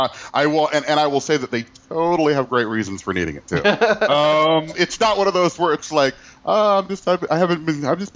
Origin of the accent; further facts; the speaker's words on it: Midwest, United States; I'm from the Midwest